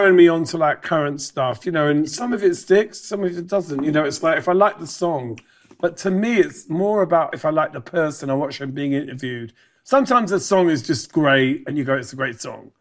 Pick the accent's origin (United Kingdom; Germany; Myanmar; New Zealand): United Kingdom; also born or lived in Ireland; I'm a Brit, so I, Brit Irish.